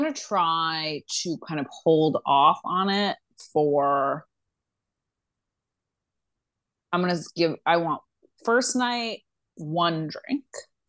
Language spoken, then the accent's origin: English; Midwest, United States; now in New York, United States; actually being a Midwesterner.